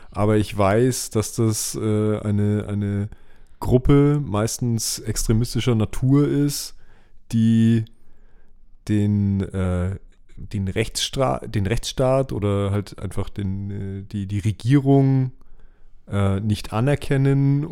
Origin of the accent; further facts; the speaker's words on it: Germany; bei uns in Deutschland